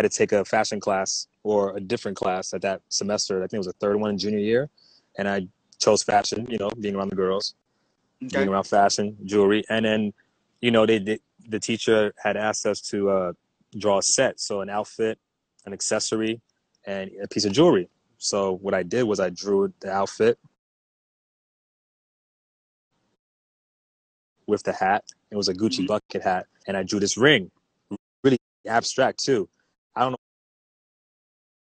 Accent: New York, United States; also born or lived in Haiti; I was born in New York, St. John's Hospital, but I grew up in Haiti for the first couple of years

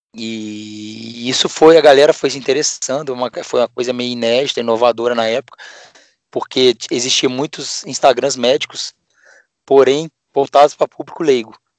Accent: Juiz de Fora, Minas Gerais, Brazil; moved away as an adult; now in Ribeirão Preto, Brazil; eu sou mineiro, de hoje de Fora, é, nascido e fiz faculdade lá, minha família toda de ah, lá mesmo.

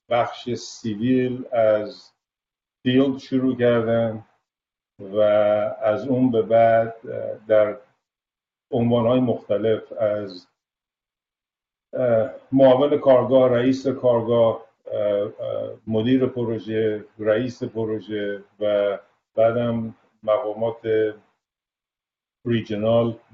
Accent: Tehran, Tehran Province, Iran; moved away as an adult; now in United States; بله صد درصد من متولد تهرانم و فارغ التحصیل در بیرستان البرز به بله. من مال اون گروه آخر نظام قدیمه که بعد از من شدن نظام راهنمایی من آخرین فارغ تاثیر نظام قدیم از دبیرستان البرزم

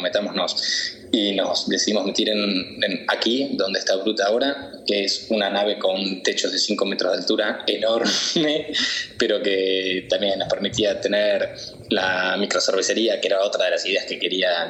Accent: Buenos Aires, Argentina; moved away as an adult; also born or lived in Madrid; now in Mallorca, Spain; yo me vine con 22 años de Buenos Aires, eh, ya trabajando en publicidad a Madrid

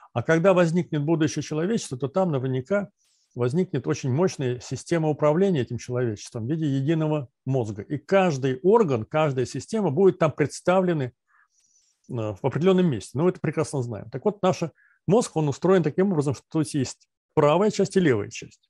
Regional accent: Volgograd, Volgograd Oblast, Russia; Я сам из Сталинграда, родился в Сталинграде

